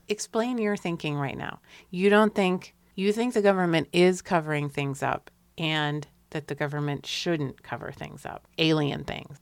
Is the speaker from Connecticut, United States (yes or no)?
yes; Hartford, Connecticut, United States; When I was growing up in the West End of Hartford, Connecticut